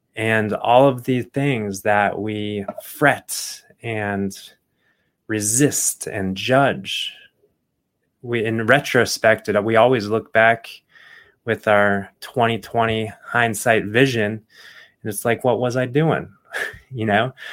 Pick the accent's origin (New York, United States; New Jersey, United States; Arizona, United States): Arizona, United States; Phoenix; I grew up in Phoenix, Arizona